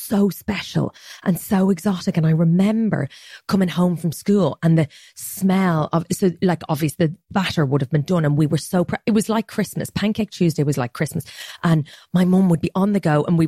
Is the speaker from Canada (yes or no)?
no; Ireland; moved away; there's a pride that I think my generation has in Ireland now.